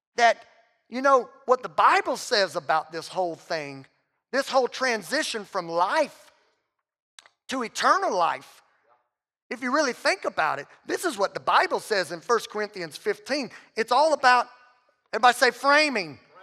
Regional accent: Southwest Louisiana, United States; I'm from Southwest Louisiana

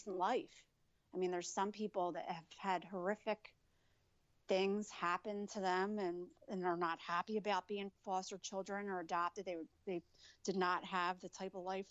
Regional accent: New Jersey, United States; I was born in New Jersey

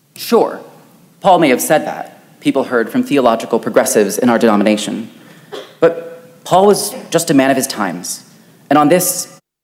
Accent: Wichita, Kansas, United States; a church in my hometown of Wichita, Kansas

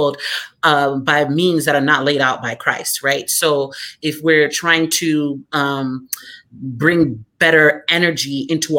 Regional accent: South Florida, United States; I grew up in South Florida

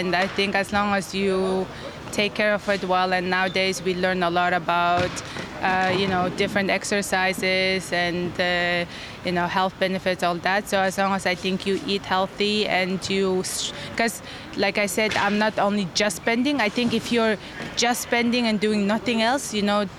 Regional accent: Mongolia; I'm a contortionist at Totem, and I'm from Mongolia

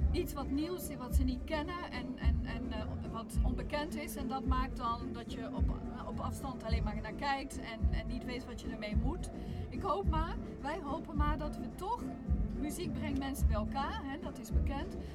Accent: Cameroon; ik speel piano, maar ik ben opgegroeid in Cameroen. Ik was twee toen we daar aankwamen.

